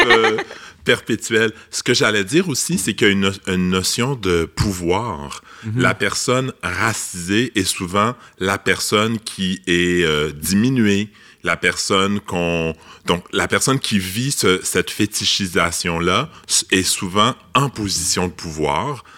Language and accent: French; Laval, Quebec, Canada; je, suis un gars de Laval